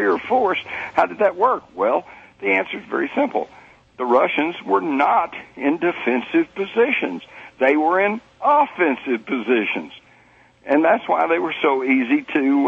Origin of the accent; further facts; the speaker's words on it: Texas, United States; I was brought up in Texas